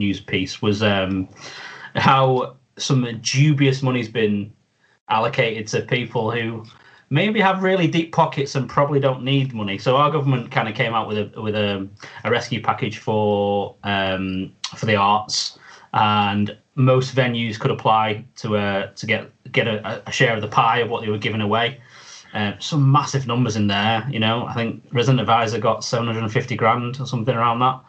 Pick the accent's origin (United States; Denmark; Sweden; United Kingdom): United Kingdom; Manchester, North West England; speaking from as a Mancunian